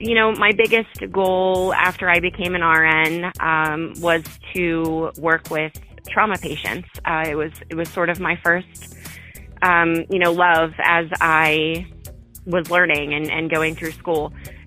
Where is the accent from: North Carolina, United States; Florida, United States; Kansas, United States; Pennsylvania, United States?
Pennsylvania, United States; I'm from Pennsylvania, from a really small town